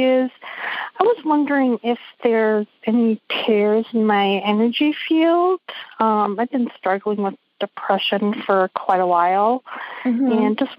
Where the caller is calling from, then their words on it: Wisconsin, United States; I'm calling from Wisconsin.